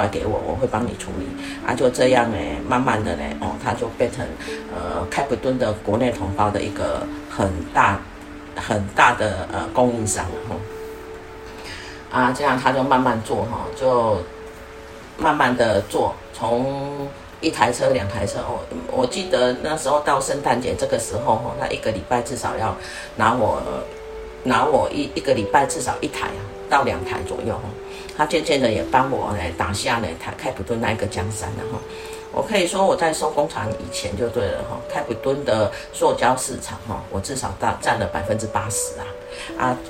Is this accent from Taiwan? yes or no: yes; Taiwan; now in South Africa; 正好他们就买下来，然后卤一卤啊，我我台湾人上爱吃，所以那一阵子哈，台湾人呢就是外外早早餐、中餐呢都在那边解决